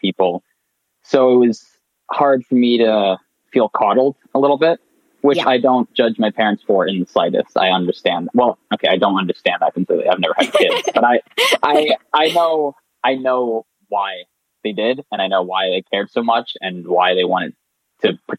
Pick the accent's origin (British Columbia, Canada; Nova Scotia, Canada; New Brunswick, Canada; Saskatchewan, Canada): Nova Scotia, Canada; moved away as an adult; now in Waterloo, Canada; I'm born and raised in Nova Scotia, and I'm going to university in Waterloo, Ontario